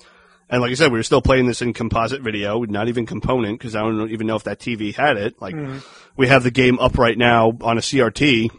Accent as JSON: {"language": "English", "town": "Dayton", "region": "Ohio", "country": "United States", "tie": "born there", "said": "No, I was born in Dayton, so."}